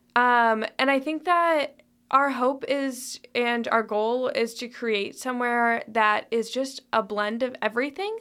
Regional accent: Toledo, Ohio, United States; moved away as an adult; also born or lived in Chicago / Greece; now in Lexington, United States; I'm originally from Toledo, Ohio.

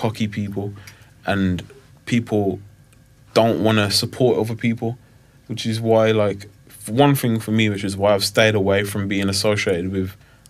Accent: Wolverhampton, West Midlands, United Kingdom; I'm only 25." I'm from Wolverhampton.

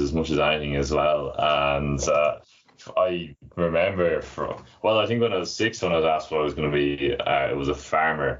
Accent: Dublin, Leinster, Ireland; also born or lived in Newcastle, United Kingdom; I'm from Dublin originally, and I'm back working there now.

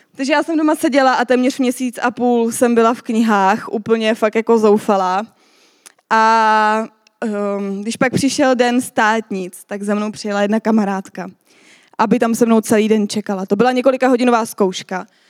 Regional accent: Czechia; my jako Češi

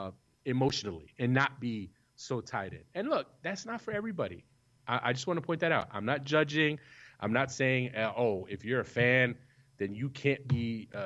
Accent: United States; I am an American

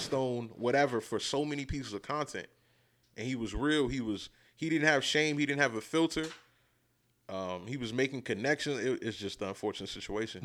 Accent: New York, United States; as a kid growing up in New York in the beginning

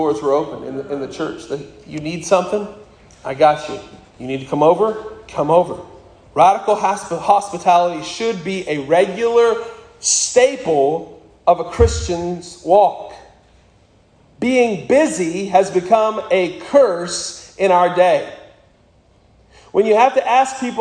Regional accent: Wright, Wyoming, United States; when I was growing up in Wyoming, the largest other church in Wright, Wyoming was the Mormon Church.

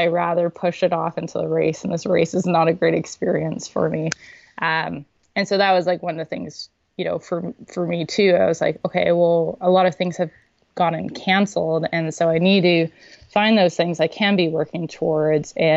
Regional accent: Saudi Arabia; now in Canada; I grew up in Saudi Arabia.

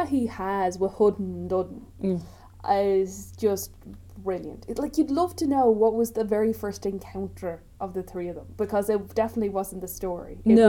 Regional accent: Ireland; accent: countrywoman; my countrywoman accent's coming out.

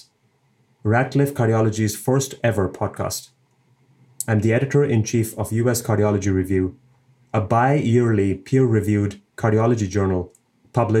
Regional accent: India; now in Cleveland, United States; my home country, India

